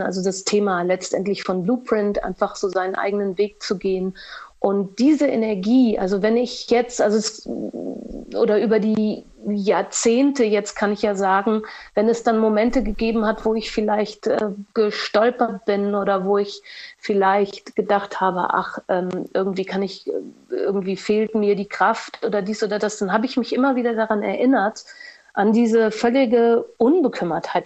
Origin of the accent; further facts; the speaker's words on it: Portugal; moved away as an adult; also born or lived in Düsseldorf / Cologne / Berlin; ich bin ja in Portugal aufgewachsen